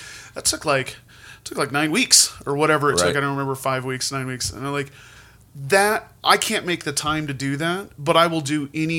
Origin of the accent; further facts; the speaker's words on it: Helena, Montana, United States; now in Missoula, United States; I grew up in Helena. Because that's where I spent most of my life.